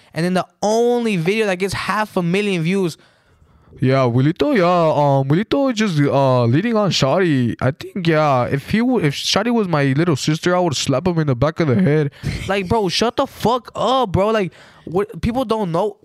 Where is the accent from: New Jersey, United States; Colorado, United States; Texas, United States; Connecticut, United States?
Texas, United States; moved away as an adult; also born or lived in Mexico; we moved back to Texas, and we got a house there. And, yeah, that's where I grew up in Texas. I finished high school.